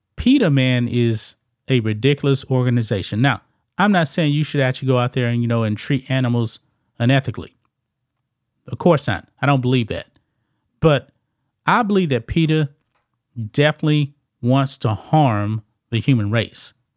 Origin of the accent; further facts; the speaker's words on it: the South, United States; I'm from the South, man. In Louisiana, whole bunch of people actually eat, uh, frog legs.